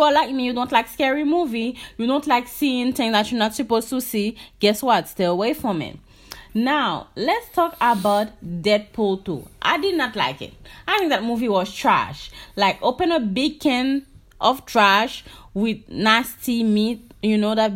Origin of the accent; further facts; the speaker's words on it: Haiti; I'm from Haiti